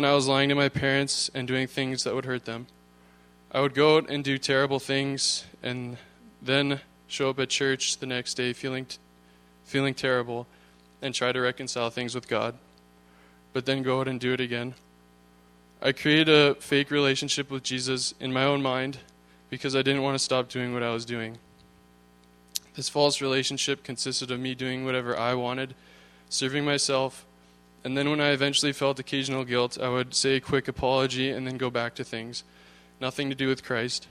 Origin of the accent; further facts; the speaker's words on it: Thunder Bay, Ontario, Canada; I was born in Thunder Bay, Ontario